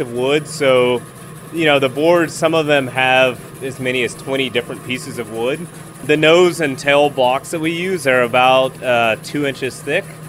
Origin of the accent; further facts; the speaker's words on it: Houston, Texas, United States; now in Austin, United States; We grew up in Houston